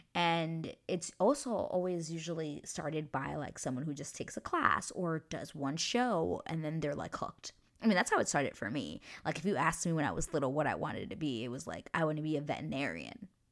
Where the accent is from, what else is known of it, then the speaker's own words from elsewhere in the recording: United States; now in New Westminster, Canada; I am an American citizen, but I do live in Canada